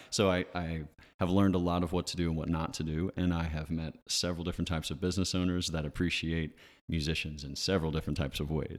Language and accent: English; Ridgeville, United States; now in Somerville, United States; I grew up in Ridgeville